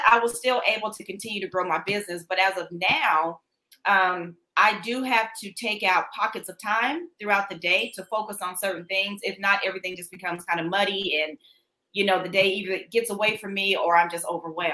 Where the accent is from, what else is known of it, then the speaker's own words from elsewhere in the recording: Denver, Colorado, United States; now in Dallas, United States; I am from Denver, Colorado. So once I transitioned and moved down to Dallas, Texas